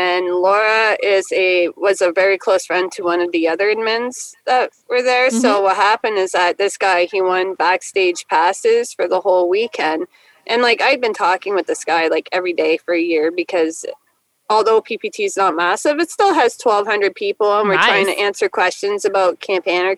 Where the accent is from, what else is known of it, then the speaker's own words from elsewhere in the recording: way up north close to the Arctic Circle, Northern Canada, Canada; I'm from Canada too, and I actually grew up way up north, close to the Arctic Circle